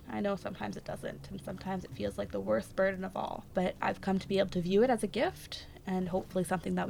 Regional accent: Canada; I'm Anishinaabe from Charlotte Lake.

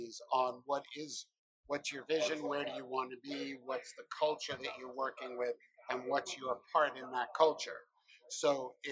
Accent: Belmont, Massachusetts, United States; I'm from Boston, Massachusetts, originally actually Belmont

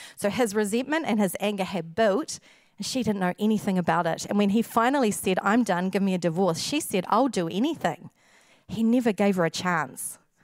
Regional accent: New Zealand; we, a lot of Kiwis

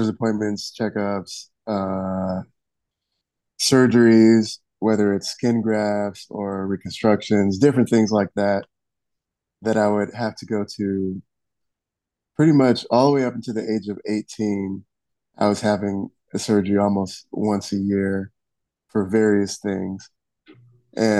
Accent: Detroit, Michigan, United States; I am originally from Detroit, Michigan, and lived there for most of my life.

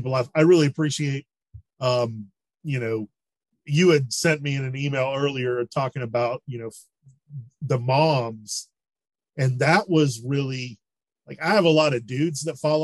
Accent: Marietta, Georgia, United States; I grew up in Marietta right outside of town

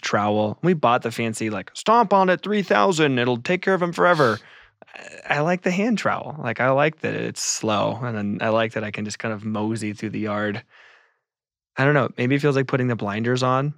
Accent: United States

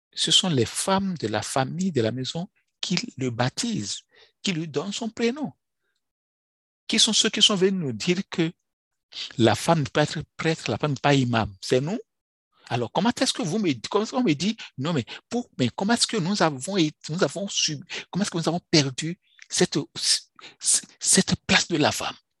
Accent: Benin; moved away; J'ai commencé l'école dans les années 70, dans mon pays d'origine, le Bénin, dans un petit village

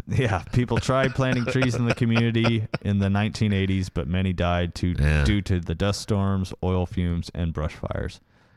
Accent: San Angelo, Texas, United States; That's right near where I grew up in San Angelo.

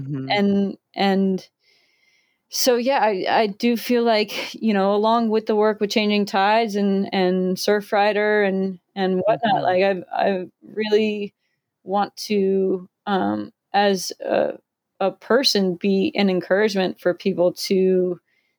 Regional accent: Florida, United States; I grew up in Florida

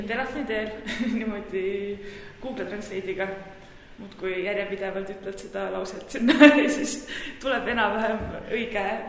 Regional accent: Tartu, Tartu County, Estonia; moved away as an adult; also born or lived in Manchester, United Kingdom; ma olen Tartust pärit

